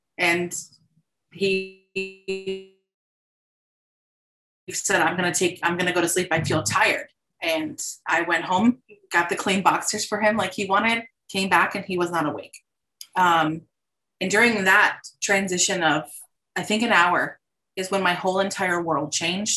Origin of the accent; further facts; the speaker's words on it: South Florida, United States; I'm born and raised Floridian